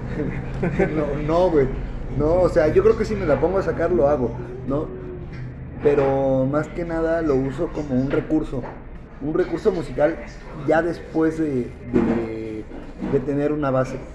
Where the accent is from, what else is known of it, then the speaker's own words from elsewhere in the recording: Mexico City, Mexico; also born or lived in Durango; yo nací aquí en la Ciudad de México